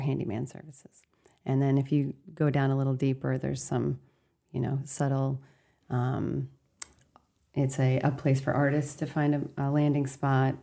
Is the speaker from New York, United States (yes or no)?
no; Castine, Maine, United States; I'm from the Castine Down East area